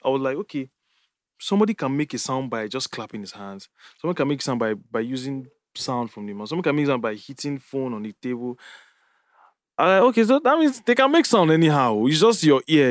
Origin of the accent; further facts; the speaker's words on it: Jos, Plateau, Nigeria; moved away; growing up in Jos